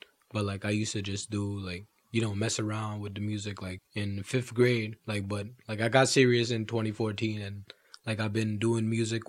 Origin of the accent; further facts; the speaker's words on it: New York City, New York, United States; I'm from Brooklyn. I'm originally from East Flatbush. Currently, I'm in the Flossie right now, which is known as, you know, Canarsie, Brooklyn.